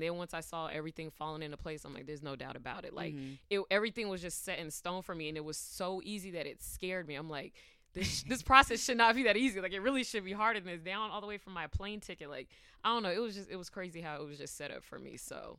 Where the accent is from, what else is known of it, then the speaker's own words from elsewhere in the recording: California, United States; also born or lived in Georgia; now in New York City, United States; I'm originally from California, but Georgia's home for me.